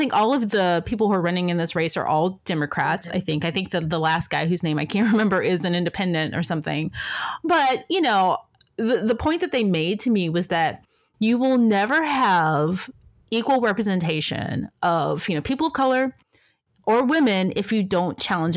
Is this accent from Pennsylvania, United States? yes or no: no; Memphis, Tennessee, United States; I'm from Memphis